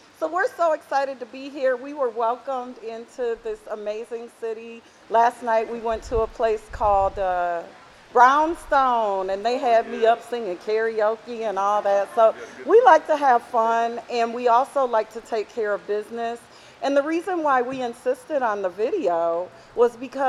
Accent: Oakland, California, United States; I hail from Oakland, California

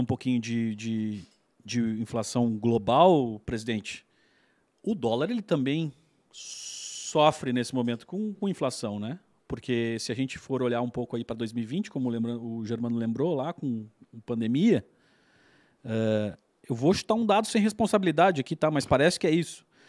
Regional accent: Brazil; nós somos brasileiros

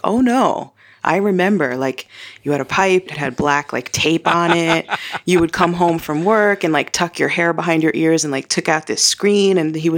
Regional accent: Brooklyn, New York, United States; I'm from Brooklyn, New York.

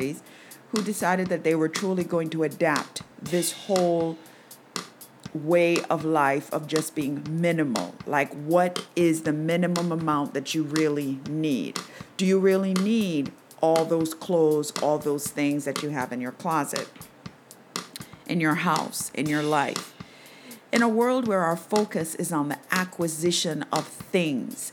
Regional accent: Jamaica; growing up in Jamaica in the 60s, 70s

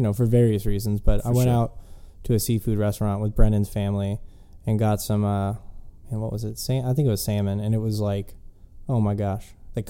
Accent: Florida, United States; born there; people that are like, I was born in Florida, but I don't, there's no, you know, identity that you have that relates to the state itself.

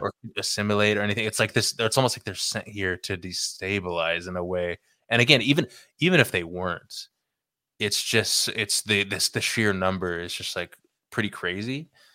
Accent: California, United States; growing up in California

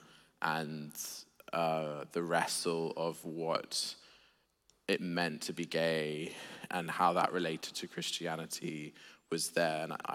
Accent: Sydney, New South Wales, Australia; I grew up in an agnostic atheist home in Sydney, Australia

